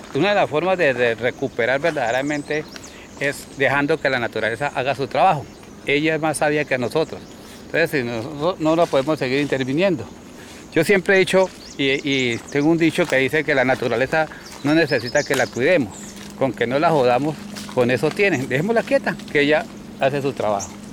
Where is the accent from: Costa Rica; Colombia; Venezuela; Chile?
Colombia; La Montañita, Caquetá; yo soy aquí del Caquetá, sí, creo aquí en el departamento de Caquetá, precisamente en el municipio de La Montañita